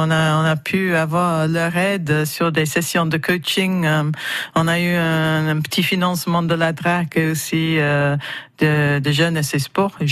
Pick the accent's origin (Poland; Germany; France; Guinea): France; moi, en tant que Français